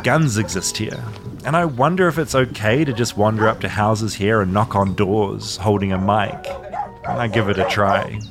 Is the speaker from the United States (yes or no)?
no; New Zealand; I'm from New Zealand